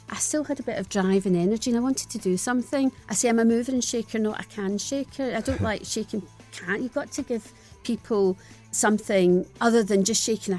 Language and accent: English; Glasgow, Scotland, United Kingdom; Early 60s in a place called Shettleston, which is... I was born in a tenement building, like right. many Glaswegians were, yeah. and I grew up there